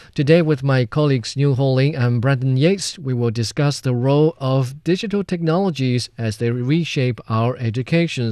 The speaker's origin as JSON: {"language": "English", "region": "central China", "country": "China", "tie": "born or raised there", "said": "my hometown, which is in central China"}